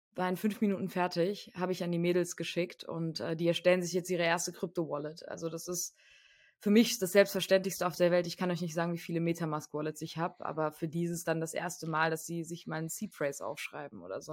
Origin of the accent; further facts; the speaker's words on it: Frankfurt, Hesse, Germany; moved away; also ich komme aus Frankfurt ursprünglich, meine Familie kommt aus Frankfurt